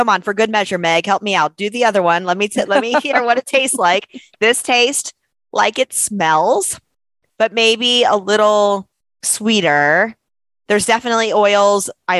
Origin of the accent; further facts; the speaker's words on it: South Florida, United States; now in Austin, United States; I'm from South Florida. I grew up on the beach. I live in Austin, Texas now, and I am landlocked hours from any sort mm-hmm. of beach. I'm used to it now. I've been here for a long time.